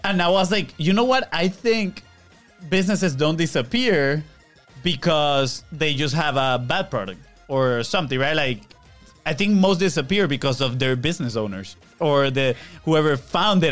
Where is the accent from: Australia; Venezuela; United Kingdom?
Venezuela; now in Florida, United States; I'm from Venezuela